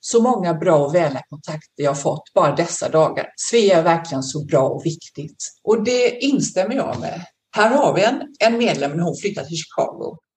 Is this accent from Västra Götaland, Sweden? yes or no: yes; Landvetter, Västra Götaland, Sweden; now in Australia; Eh, född och uppvuxen i Landvetter utanför Göteborg.